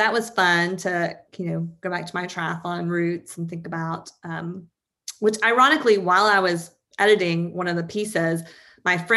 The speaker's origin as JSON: {"language": "English", "region": "East Tennessee", "country": "United States", "tie": "born or raised there", "moved": "yes", "lives_now": "Georgia, United States", "said": "I grew up in East Tennessee"}